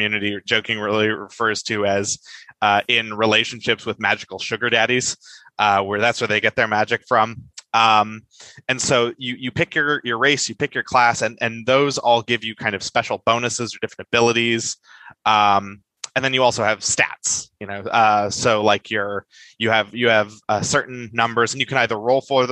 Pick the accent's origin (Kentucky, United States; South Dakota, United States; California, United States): California, United States; I'm a Californian